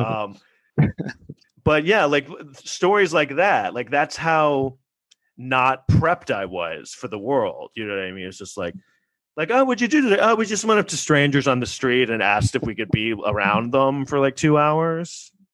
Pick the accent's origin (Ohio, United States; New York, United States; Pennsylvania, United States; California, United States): New York, United States; New York City; we grew up in New York City in the 80s